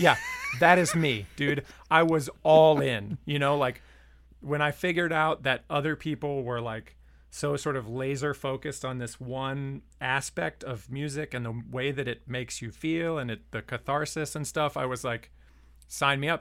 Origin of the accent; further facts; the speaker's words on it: Lynchburg, Virginia, United States; also born or lived in Harrisonburg, Virginia; growing up in Lynchburg and then I went to college in Harrisonburg